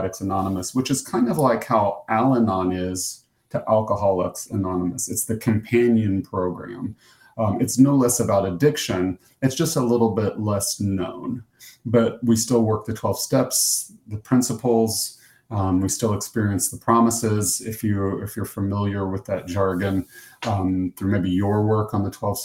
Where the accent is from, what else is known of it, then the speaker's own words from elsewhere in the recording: United States; accent: American; I'm from the U.S.